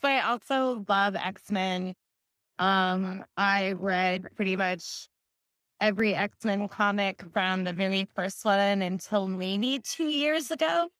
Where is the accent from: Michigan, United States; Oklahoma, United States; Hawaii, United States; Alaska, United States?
Alaska, United States; now in Seattle, United States; I'm from Alaska